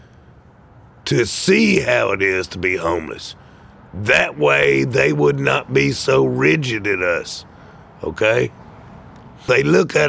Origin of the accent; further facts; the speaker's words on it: Atlanta, Georgia, United States; now in Charleston, United States; I'm originally from Atlanta, Georgia